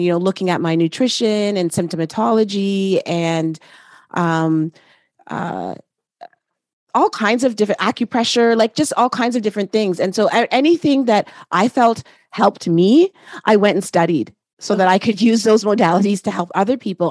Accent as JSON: {"language": "English", "country": "Canada", "tie": "born or raised there", "said": "I am Canadian as well"}